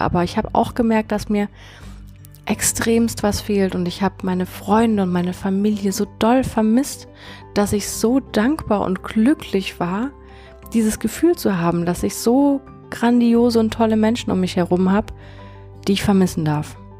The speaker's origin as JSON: {"language": "German", "town": "Konstanz", "region": "Baden-Württemberg", "country": "Germany", "tie": "born or raised there", "said": "meiner Heimatstadt Konstanz"}